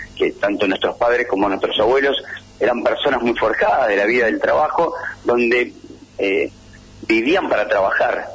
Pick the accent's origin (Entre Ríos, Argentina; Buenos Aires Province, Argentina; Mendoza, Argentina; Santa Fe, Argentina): Buenos Aires Province, Argentina; Pergamino; moved away as an adult; yo soy de Pergamino, para irme a estudiar me tuve que ir a Buenos Aires